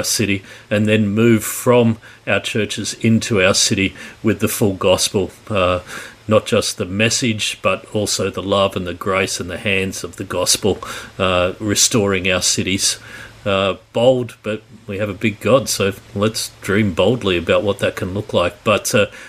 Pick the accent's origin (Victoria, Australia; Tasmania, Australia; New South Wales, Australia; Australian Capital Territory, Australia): New South Wales, Australia; Sydney; Born and bred in Sydney in 1966, so I'm well in my 50s at the minute